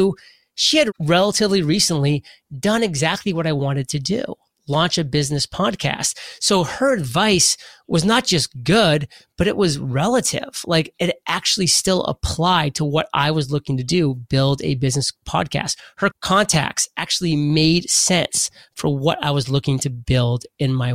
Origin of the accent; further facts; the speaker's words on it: Maine, United States; I'm from Maine